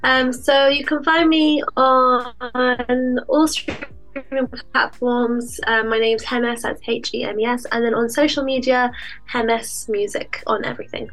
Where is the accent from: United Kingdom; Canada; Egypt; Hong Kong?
United Kingdom; London; moved away as an adult; I grew up there and I left London